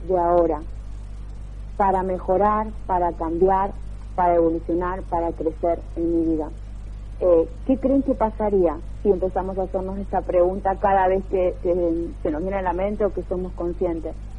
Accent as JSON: {"language": "Spanish", "country": "Argentina", "also_born_or_lived": "England", "moved": "as an adult", "lives_now": "Barcelona, Spain", "said": "si bien soy argentina hace más de 10 años que vivo aquí en, Europa"}